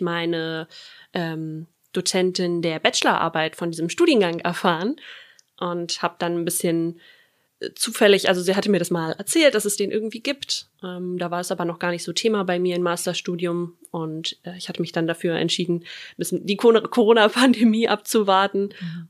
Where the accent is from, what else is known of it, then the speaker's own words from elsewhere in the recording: Brandenburg, Germany; moved away as an adult; also born or lived in Berlin; now in Flensburg, Germany; komme aus der Region Berlin-Brandenburg, aus einem kleinen Vorort